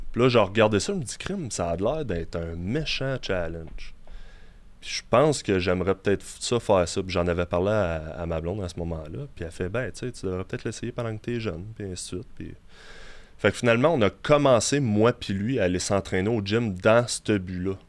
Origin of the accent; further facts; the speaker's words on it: Quebec City, Quebec, Canada; also born or lived in Longueuil; je viens de Québec. mes deux parents étaient dans, dans l'armée, donc on a été mutés ici. D'origine, en fait, je viens de Longueuil. Je suis né à Longueuil jamais réellement resté là longtemps, puisque comme j'ai dit, mes, mes parents ont été mutés à Québec